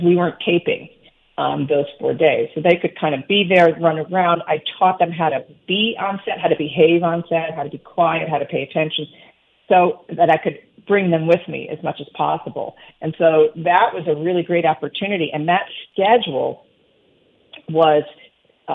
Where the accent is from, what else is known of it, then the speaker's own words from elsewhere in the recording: Cleveland, Ohio, United States; my mom died really suddenly when I was 12, and this is like in the 70s in Cleveland